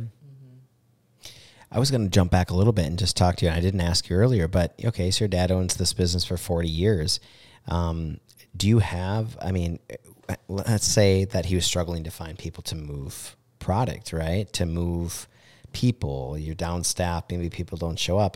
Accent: Mankato, Minnesota, United States; I grew up on Van Brunt

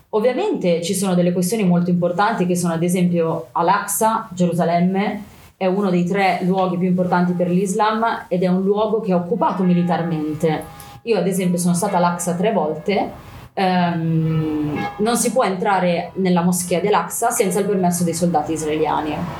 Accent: Milan, Lombardy, Italy; sono nata a Milano eh, da papà palestinese e mamma italiana

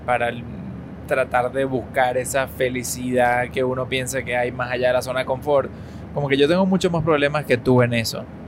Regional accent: Venezuela; now in United States; nosotros somos personas que vivimos y crecimos en Venezuela, ¿ok? Y que de pronto, pues nos mudamos a Estados Unidos.

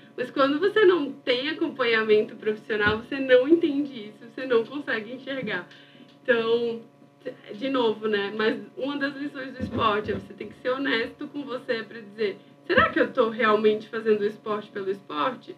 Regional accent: Maceió, Alagoas, Brazil; moved away as an adult; now in São Paulo, Brazil; eu nasci em Maceió e morei a vida inteira lá. Em 2019, eu mudei para São Paulo

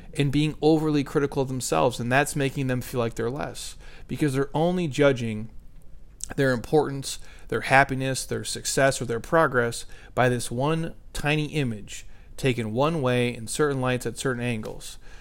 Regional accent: Midwest, United States; I'm from the Midwest.

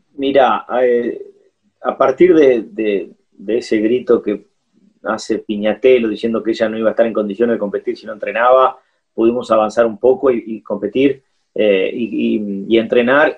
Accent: Argentina; also born or lived in Curitiba, Brazil; Nos sentimos siempre argentinos, tenemos documentos argentinos

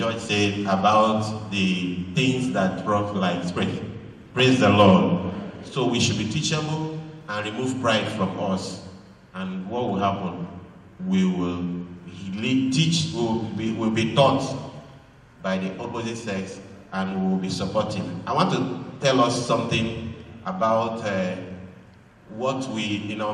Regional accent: Abia, Nigeria; I am from Abia. Two of us are Igbo.

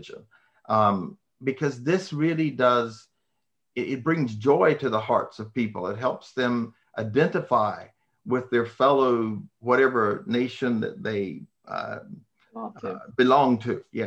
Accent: United States; I am an American, seven generations.

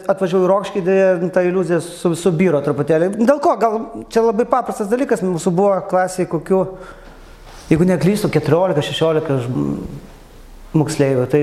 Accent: Kavoliškis, Panevėžys County, Lithuania; also born or lived in Rokiškis; Aš gimiau Rokiškėje, gyvenau visą laiką Kavalyškėje, šalia Rokiškė, 3 km.

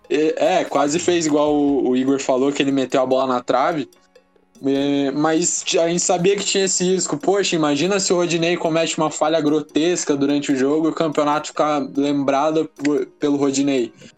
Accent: Paraná, Brazil; Eu não, não sou do, do, do, Rio Grande do Sul propriamente dizendo, eu sou do Paraná, mas aqui no sul

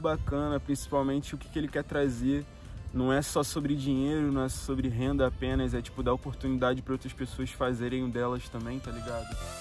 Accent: Rio de Janeiro, Brazil; moved away as an adult; now in Portugal; eu saí do Rio de Janeiro, zona norte do Rio de Janeiro

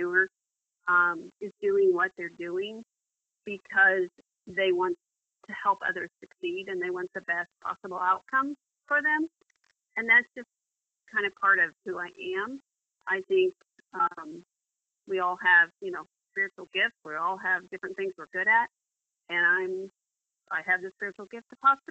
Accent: Missouri, United States; also born or lived in Virginia; So we moved from Missouri to Virginia and lived there for 4 years before coming back to Missouri

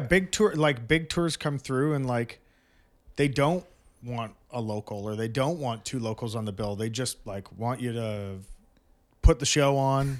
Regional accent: Brampton, Ontario, Canada; I grew up in Brampton

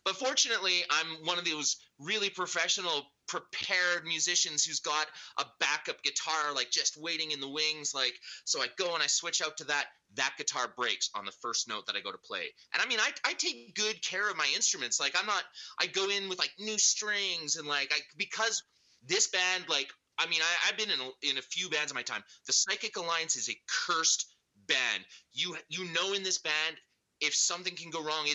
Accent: Alberta, Canada; also born or lived in New Brunswick / England; now in Vancouver, Canada; I was born in New Brunswick, but I mean, I've spent most of my life in Alberta.

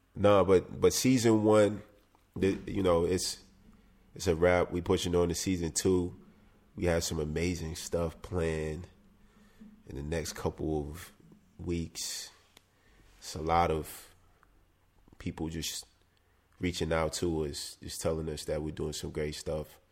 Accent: South Carolina, United States; I come from South Carolina

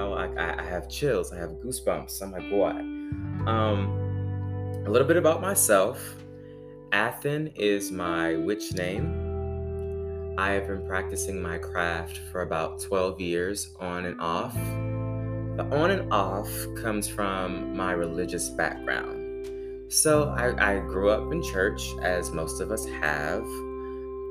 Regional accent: Baton Rouge, Louisiana, United States; moved away as an adult; now in Stone Mountain, United States; I am originally from Baton Rouge, Louisiana

